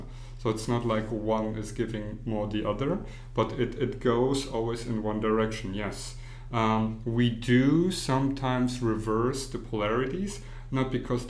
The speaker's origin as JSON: {"language": "English", "country": "Germany", "tie": "born or raised there", "also_born_or_lived": "Poland / United States", "said": "I was born in Poland, but I grew up in Germany, and then I moved to many different other countries, went to school and here in the United States"}